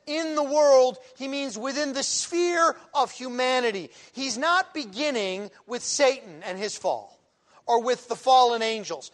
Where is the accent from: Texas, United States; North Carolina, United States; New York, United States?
New York, United States; Buffalo; I was born in Buffalo